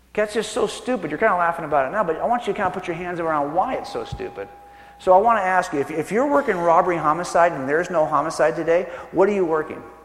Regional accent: California, United States; I was born and raised in California

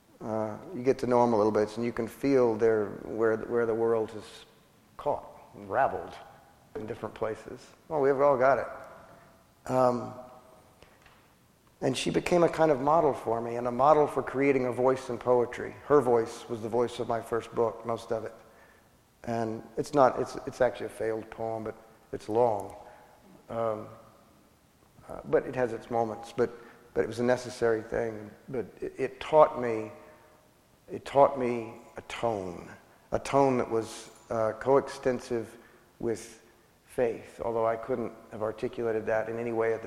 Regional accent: West Texas, United States; the people that I grew up with in West Texas

